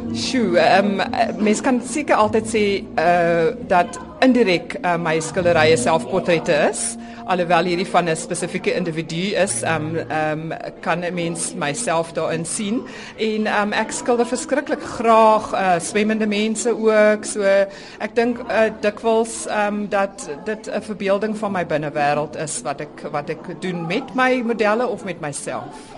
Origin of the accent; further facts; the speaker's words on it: South Africa; my um heritage um as as Suid-Afrikaner uh, en my Duitse en Nederlandse herkoms